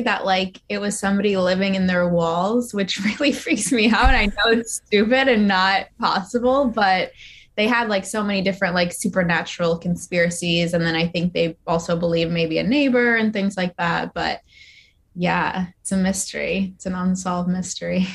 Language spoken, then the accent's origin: English; New Jersey, United States; I am from New Jersey